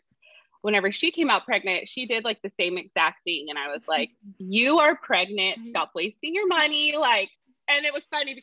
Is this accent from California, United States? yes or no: yes; Tulare, California, United States; I'm from Tulare, which is 2 hours from where I live now